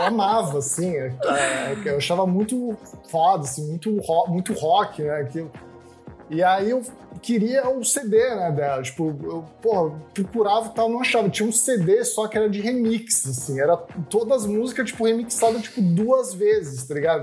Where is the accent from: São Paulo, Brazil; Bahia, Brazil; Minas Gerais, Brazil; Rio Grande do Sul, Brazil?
São Paulo, Brazil; Santos; eu sou de Santos